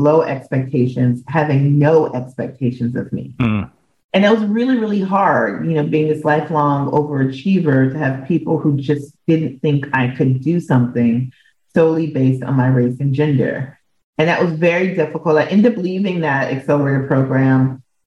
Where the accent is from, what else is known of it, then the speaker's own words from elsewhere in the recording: Minneapolis, Minnesota, United States; moved away; also born or lived in New York City; I grew up in Minneapolis, Minnesota